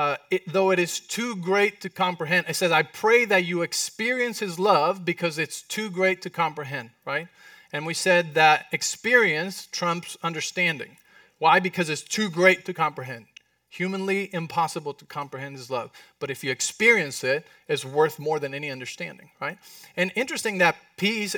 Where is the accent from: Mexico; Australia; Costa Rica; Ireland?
Mexico; accent: Mexican; It was not my Mexican accent.